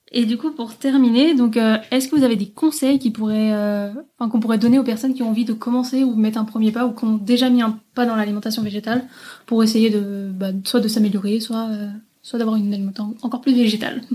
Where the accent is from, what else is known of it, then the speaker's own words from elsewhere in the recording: Lyon, Auvergne-Rhône-Alpes, France; je suis de Lyon